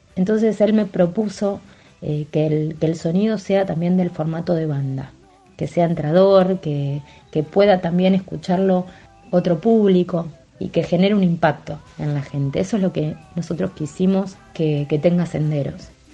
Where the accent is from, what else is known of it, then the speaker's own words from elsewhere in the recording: Saladillo, Buenos Aires Province, Argentina; now in La Plata, Argentina; Saladillo, en mi ciudad natal